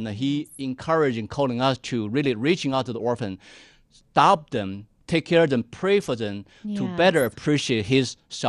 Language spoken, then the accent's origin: English; China; moved away as an adult; now in United States